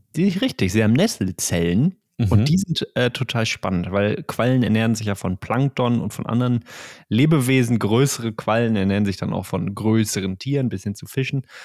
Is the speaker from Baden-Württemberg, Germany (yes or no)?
no; Ruhr area, North Rhine-Westphalia, Germany; ein Kind des Ruhrgebiets wie wir.